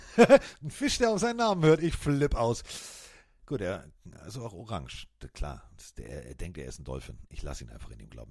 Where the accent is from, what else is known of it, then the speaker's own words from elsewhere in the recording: Northern Germany, Germany; für mich als Norddeutscher